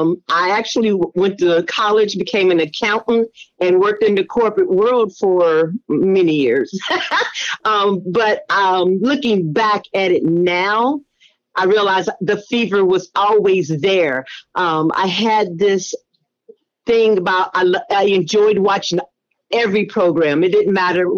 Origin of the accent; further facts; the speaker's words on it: Indianapolis, Indiana, United States; now in Georgia, United States; Originally Indianapolis, Indiana, but I now reside in Georgia